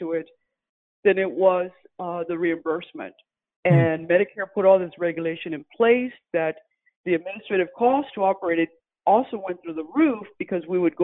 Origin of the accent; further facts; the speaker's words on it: San Antonio, Texas, United States; moved away as an adult; also born or lived in Philadelphia; now in San Antonio, United States; I was born in San Antonio. After I graduated from college, ended up in Philadelphia, worked for corporate America